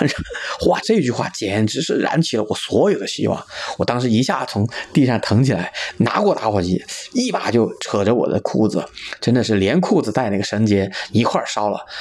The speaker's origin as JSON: {"language": "Chinese", "town": "Chengdu", "region": "Sichuan", "country": "China", "tie": "born or raised there", "said": "今年三十五岁，是一个土生土长的成都人"}